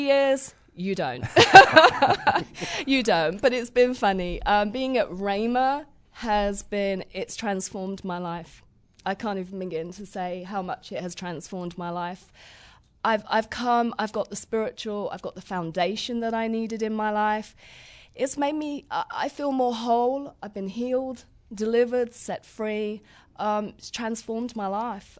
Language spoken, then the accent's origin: English; Crawley, South East England, United Kingdom; accent: southern; moved away as an adult; I'm from Crawley, West Sussex.